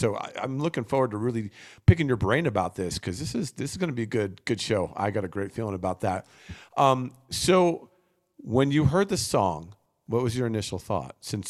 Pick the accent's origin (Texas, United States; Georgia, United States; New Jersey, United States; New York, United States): New Jersey, United States; I grew up in New Jersey, where there was probably four or five record stores within 10 minutes of each other where I lived.